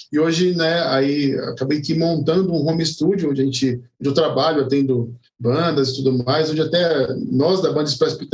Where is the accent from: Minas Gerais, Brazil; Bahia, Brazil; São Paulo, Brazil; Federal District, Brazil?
São Paulo, Brazil; born there; now in Guarulhos, Brazil; Eu morei um tempo em São Paulo, mas hoje eu moro em Guarulhos.